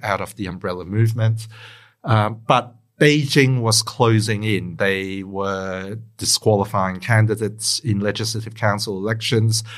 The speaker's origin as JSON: {"language": "English", "town": "Melbourne", "region": "Victoria", "country": "Australia", "tie": "born or raised there", "also_born_or_lived": "Hong Kong", "said": "I grew up in, in Melbourne"}